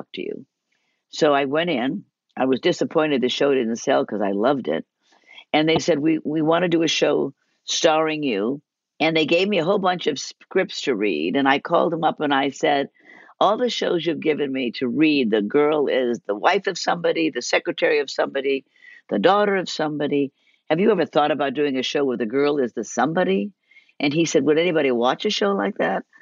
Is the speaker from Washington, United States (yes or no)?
no; Beverly Hills, California, United States; also born or lived in Detroit, Michigan / Chicago, Illinois; I'm from Beverly Hills